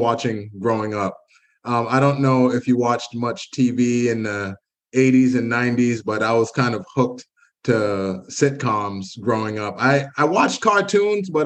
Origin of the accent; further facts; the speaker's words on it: United States; I was born here in the States